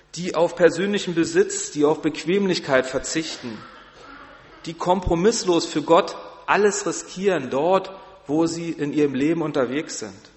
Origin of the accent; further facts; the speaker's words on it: Berlin, Germany; moved away as an adult; now in Barmstedt, Germany; ich komme aus Berlin, ist eine große Stadt